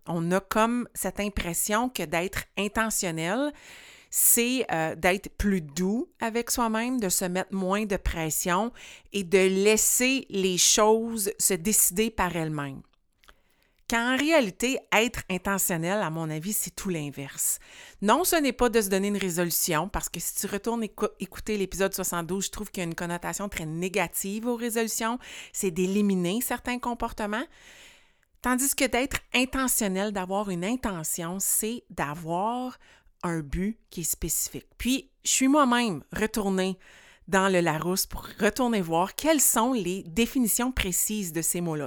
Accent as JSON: {"language": "French", "region": "rural Quebec", "country": "Canada", "said": "fille de campagne ici qui était prise au centre-ville de Montréal"}